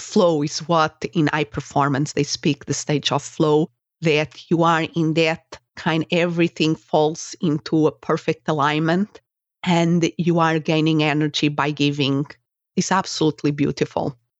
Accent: Portugal; English is a second language; moved away as an adult; also born or lived in Spain; now in United States

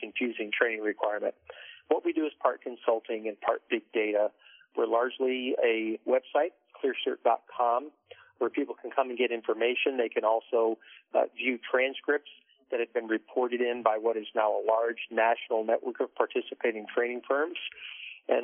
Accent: D.C., Maryland outskirts of Washington, United States; moved away as an adult; also born or lived in North Texas / northern Kentucky; grew up in the Maryland outskirts of Washington, D.C.

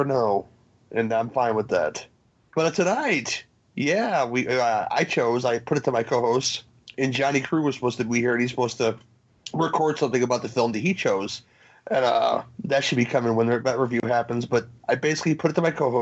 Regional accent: Chicago, Illinois, United States; as a Chicagoan

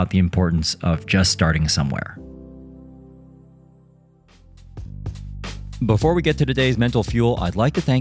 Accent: Midwest, United States; I'm also from the Midwest

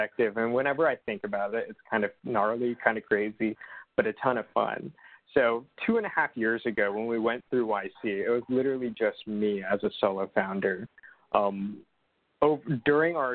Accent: Los Angeles, California, United States; I grew up in Los Angeles

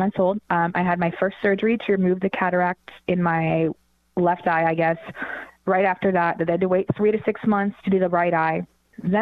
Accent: around Portland, Oregon, Washington, United States; also born or lived in Denver, Colorado; We then moved back to where my parents were from, which is Washington State. And I had my second set of surgeries in Portland, Oregon, about around where I grew up.

